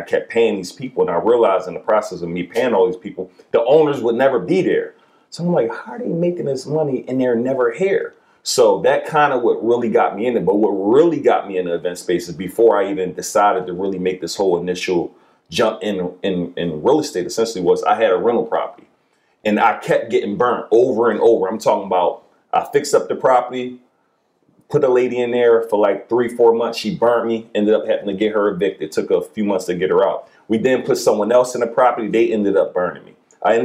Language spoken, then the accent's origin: English; Philadelphia, Pennsylvania, United States; Like, I'm from West Philly, so we say we're looking for areas that are kind of close to the hood.